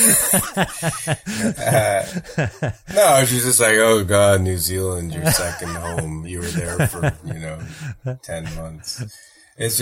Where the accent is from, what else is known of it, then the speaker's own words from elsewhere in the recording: Thornhill, Ontario, Canada; now in Toronto, Canada; I grew up in Thornhill, which is, you know, north of Steeles and Yonge